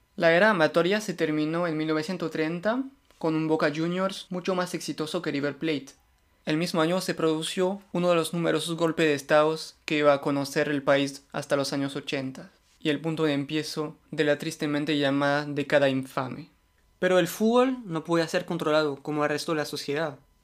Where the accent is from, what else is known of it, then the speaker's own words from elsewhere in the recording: France; Spanish is a second language; yo soy francés